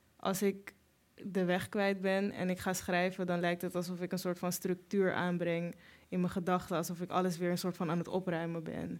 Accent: Amsterdam, North Holland, Netherlands; een beetje Suriname, een beetje Nederland, heel veel Amsterdam

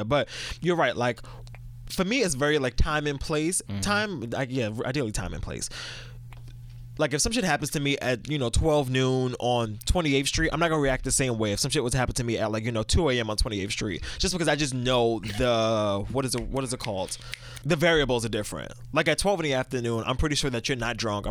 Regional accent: New York City, New York, United States; I'm from Brooklyn

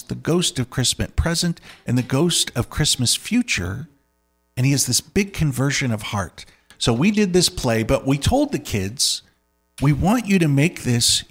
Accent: United States; I grew up here in the United States

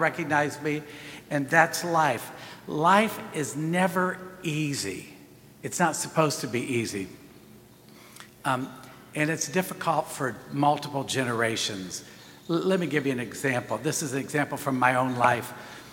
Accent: United States; we are as American Catholics today

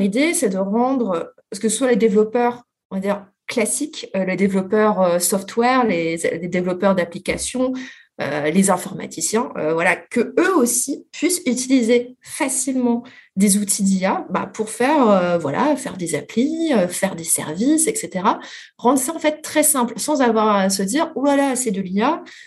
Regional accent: France; nous, les Français

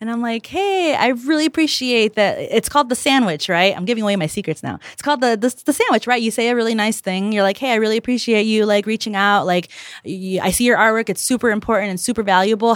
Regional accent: Chicago, Illinois, United States; also born or lived in Calumet City; I grew up in South Chicago, um, and the east side, which is not the lake

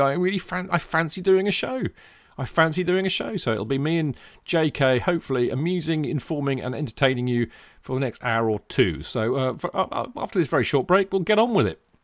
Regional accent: England, United Kingdom; me and … are, in fact, English

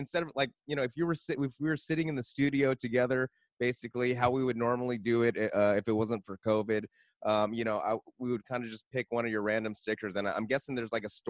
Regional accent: New York, United States; I mean, as a New Yorker

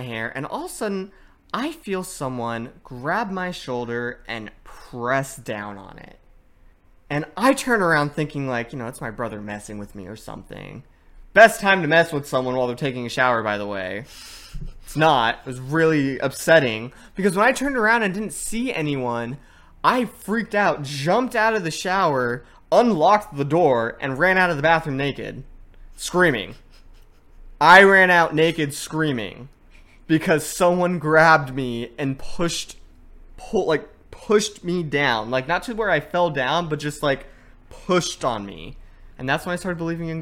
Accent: Manteca, Brentwood, Discovery Bay, California, United States; also born or lived in San Francisco / Los Angeles / Anaheim; we moved from Manteca to Brentwood to Discovery Bay

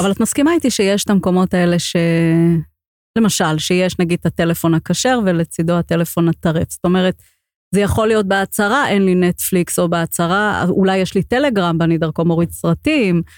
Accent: Safed, Northern District, Israel; אני גדלתי ב- בעולם מאוד חרדי, בקריה חרדית בצפת

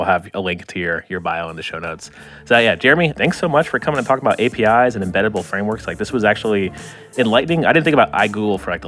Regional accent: Florida, United States; I'm from Florida

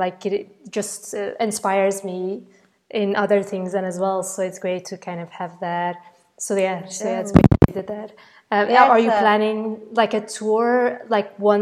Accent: Belgium; English is a second language; moved away; being Belgian myself

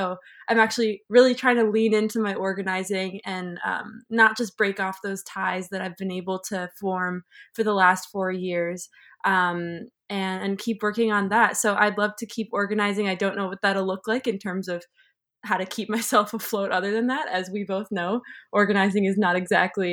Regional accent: Chicago, Illinois, United States; moved away as an adult; also born or lived in Israel; now in Montreal, Canada; I'm originally from the suburbs of Chicago, which is actually where I'm calling in from right now. well, you know, family originally from other places, but that's where I grew up, is the area around Chicago.

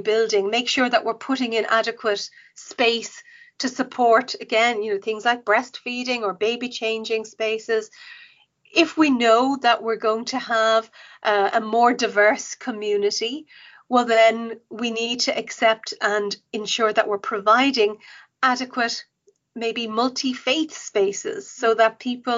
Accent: Dublin, Leinster, Ireland; I grew up in Cabra

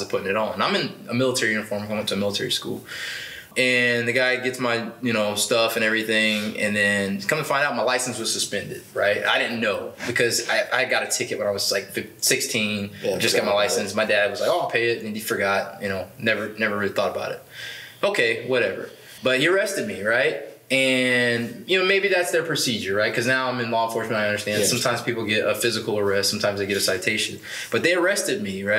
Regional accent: Atlanta, Georgia, United States; also born or lived in overseas; now in Washington, United States; I grew up in South Georgia, was born in South Georgia, grew up in Metro Atlanta area, and did live other places, including like overseas for 6 years, because my father was in the military, but spent most of my life in Georgia

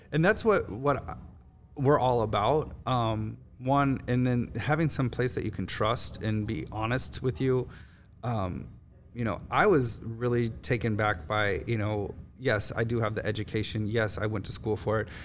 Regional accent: Miami, Florida, United States; moved away as an adult; also born or lived in Chicago; now in New Orleans, United States; I'm from Miami. I lived in Miami.

